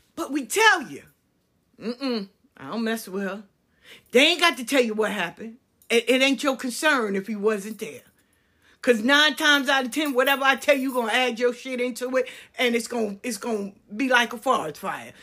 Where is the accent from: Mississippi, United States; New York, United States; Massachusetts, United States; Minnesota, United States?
New York, United States; moved away as an adult; also born or lived in Atlanta; I grew up in New York. I stayed in Atlanta for twenty years.